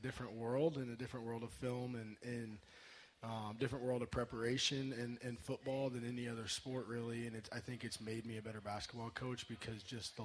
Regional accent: Illinois, United States; moved away as an adult; also born or lived in Clarksville, Tennessee / Abilene, Texas; now in Nebraska, United States; I'm from Illinois originally, so got to come home

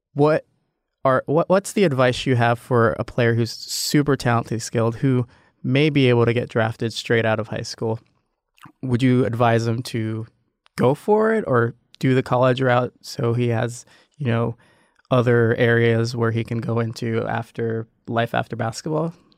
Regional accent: Nebraska, United States; I'm from Nebraska

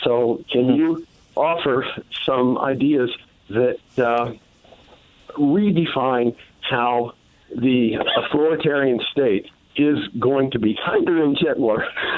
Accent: Philadelphia, Pennsylvania, United States; now in Indianapolis, United States; I'm formerly from Philly and formerly of West Philly, and I know all about Cobbs Creek

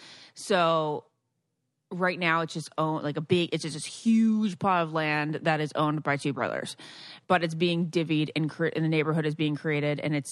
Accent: East Greenwich, Rhode Island, United States; It reminds me of my hometown. Love it very much. East Greenwich.

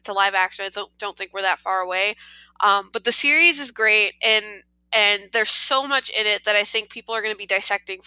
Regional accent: New Jersey, United States; I am from New Jersey

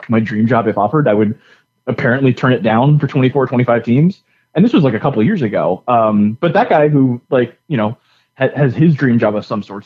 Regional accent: Florida, United States; also born or lived in Alabama; now in Atlanta, United States; I grew up in the South. My family's from Alabama. I was in Florida growing up before we had teams there

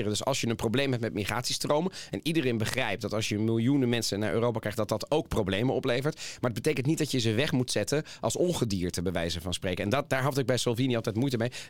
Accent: Italy; moved away; Ja, en dat kan ik mezelf ook als Italiaan in het buitenland ook nog heel goed herinneren.

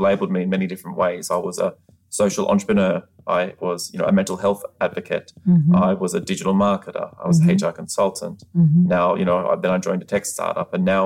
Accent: Australia; moved away as an adult; now in United States; I'm from Australia. I've only been living in the United States for 4 years.

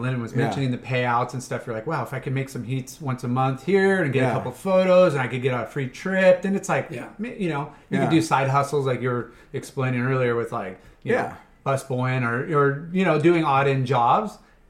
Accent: Hawaii, United States; Growing up in Hawaii, like, turquoise water, gnarly reef.

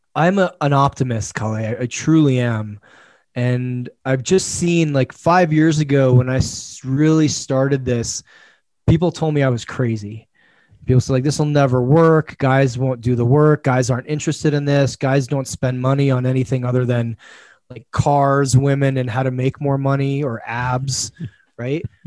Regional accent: United States; I'm an American.

